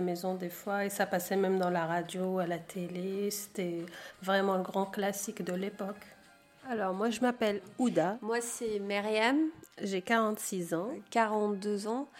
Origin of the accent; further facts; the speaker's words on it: Casablanca, Casablanca-Settat, Morocco; moved away as an adult; now in Clichy-sous-Bois, France; on a grandi au Maroc en fait, Casablanca